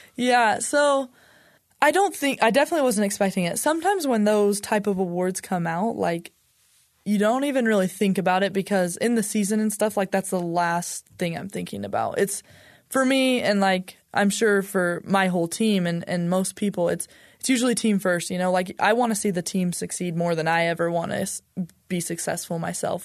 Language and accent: English; Utah, United States; I'm from Utah, lived here my whole life